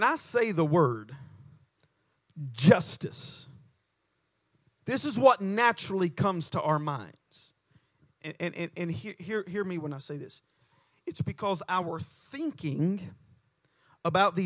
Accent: United States; accent: hillbilly; my hillbilly accent

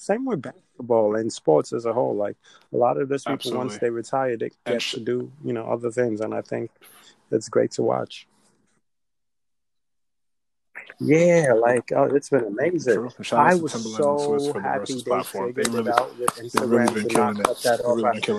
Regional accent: Nigeria; And obviously, we're Nigerian, so we know the Nigerian clashes that are happening.

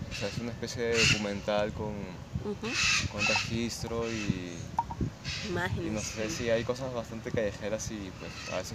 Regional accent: Lima, Peru; moved away as an adult; now in Cali, Colombia; Yo soy de, Lima, Perú.

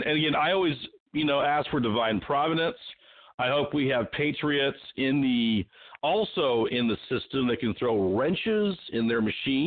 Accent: Sacramento, California, United States; also born or lived in Anaheim; And I know I grew up there in Sacramento and in Anaheim. My father was in the U.S. Air Force.

